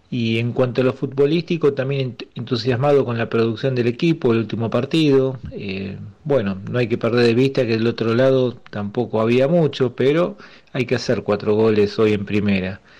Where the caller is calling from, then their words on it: Buenos Aires, Argentina; de Mataderos.